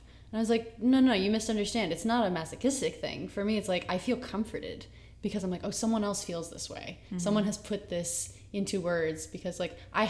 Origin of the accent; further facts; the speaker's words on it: Boston, Massachusetts, United States; now in New York, United States; I'm from Boston, so it was my first hometown show